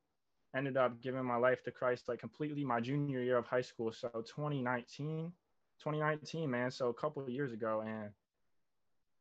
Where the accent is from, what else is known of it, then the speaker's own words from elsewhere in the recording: New Jersey, United States; I'm 19, born and raised in Jersey, South Jersey. Shout out 856.